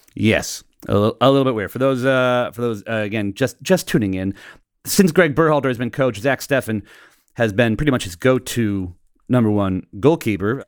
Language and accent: English; United States; now in England, United Kingdom; I'm the American in England.